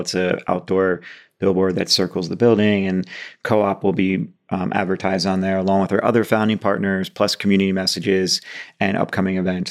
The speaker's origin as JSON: {"language": "English", "area": "Monmouth County", "region": "New Jersey", "country": "United States", "tie": "born or raised there", "also_born_or_lived": "Columbia, South Carolina / China / London", "moved": "as an adult", "lives_now": "Manchester, United Kingdom", "said": "I was born and raised in Monmouth County, New Jersey"}